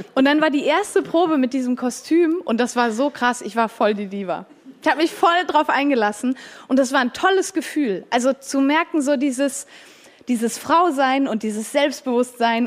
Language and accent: German; Switzerland; ich bin auch Schweizerin